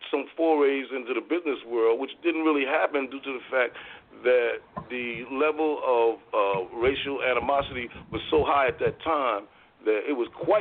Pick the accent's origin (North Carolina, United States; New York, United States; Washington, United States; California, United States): New York, United States; New York City; moved away as an adult; also born or lived in Voorhees, New Jersey, United States; now in Dover, United States; I was born in 1956 in St. John's Hospital, which is now called Interfaith, on Atlantic Avenue in Brooklyn. And I was brought home to my father's house, which he owned, on the corner of Howard and MacDougall